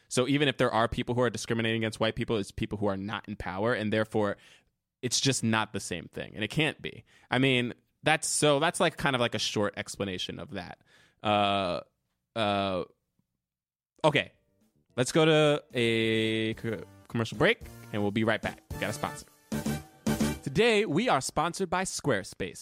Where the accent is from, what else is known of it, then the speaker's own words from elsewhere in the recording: New Jersey, United States; now in New York, United States; I grew up in Jersey.